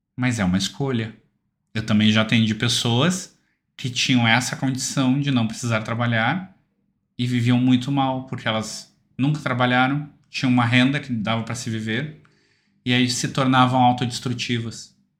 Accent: Porto Alegre, Rio Grande do Sul, Brazil; eu sou de Porto Alegre

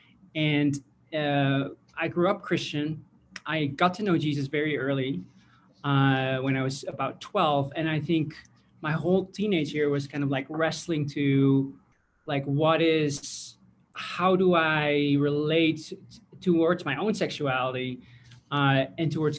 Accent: Netherlands; I grew up in the Netherlands

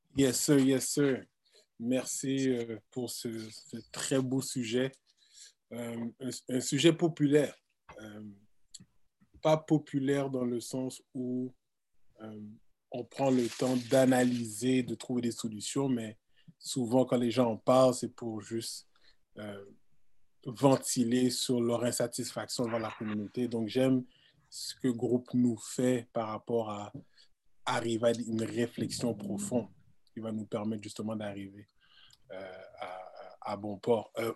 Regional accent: Quebec, Canada; je suis né ici au Québec

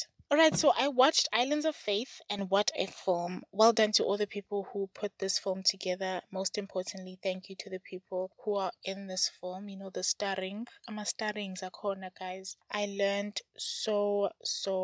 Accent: South Africa; I'm from South Africa

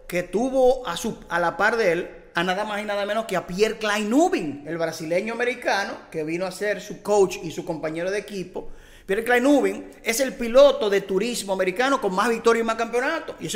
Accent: Dominican Republic; nosotros somos eh, dominicanos, dominicanos

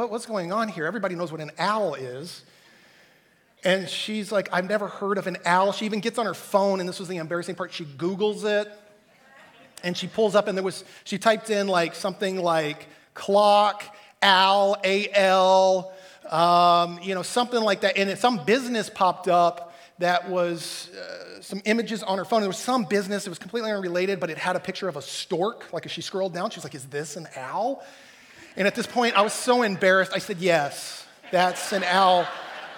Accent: Texas, United States; growing up in Texas

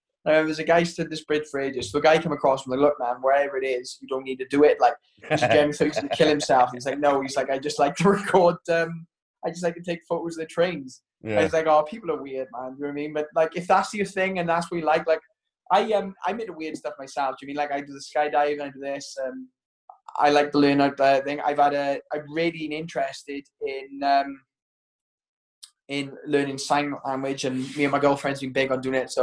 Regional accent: Wales, United Kingdom; first language English; As a Welsh sort of citizen, I genuinely do wish I could speak Welsh

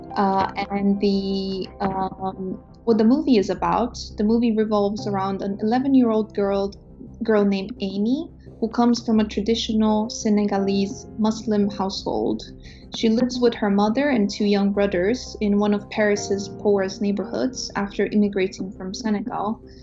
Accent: Romania; moved away as an adult; now in United Kingdom; I'm from Romania in East Europe. I came to the UK in 2012 to do my undergrad studies

